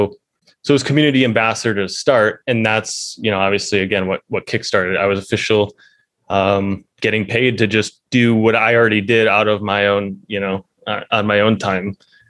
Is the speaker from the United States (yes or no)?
yes; United States; It actually helped because I'm from America. They were based out of Singapore.